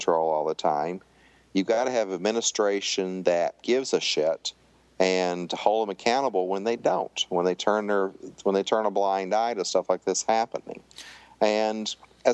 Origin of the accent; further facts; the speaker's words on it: Tennessee, United States; I grew up in Tennessee